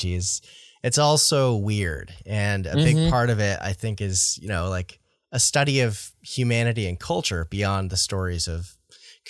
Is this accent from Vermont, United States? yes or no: yes; Vermont, United States; I grew up in Vermont. I'm still in Vermont